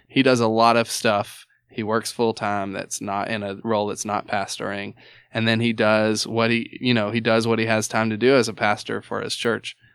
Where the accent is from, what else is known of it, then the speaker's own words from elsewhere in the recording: the South, United States; I'm from the South